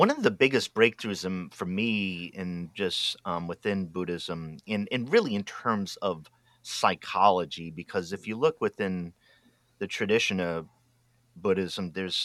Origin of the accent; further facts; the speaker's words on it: Rhode Island, United States; now in Oregon, United States; I grew up in Rhode Island where 90% of the people there are Roman Catholic